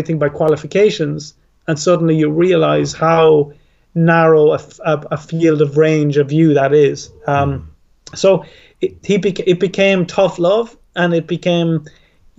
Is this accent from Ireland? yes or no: yes; Ireland; I'm Irish